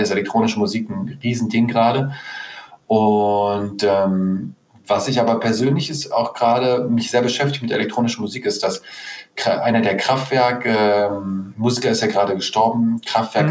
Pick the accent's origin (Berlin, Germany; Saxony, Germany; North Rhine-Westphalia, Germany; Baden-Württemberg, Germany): Berlin, Germany; Also ich bin einer der wenigen echten Berliner hier. Das heißt, ich bin hm. in Berlin geboren und aufgewachsen.